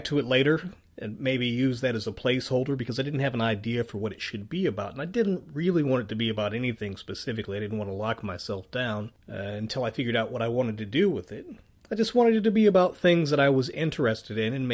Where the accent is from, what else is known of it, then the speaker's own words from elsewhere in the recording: Richmond, Virginia, United States; my hometown of Richmond, Virginia